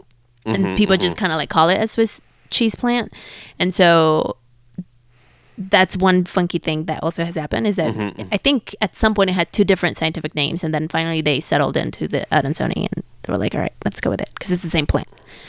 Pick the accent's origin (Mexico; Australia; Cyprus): Mexico; Mexico City; Ooh, I'm from Mexico City.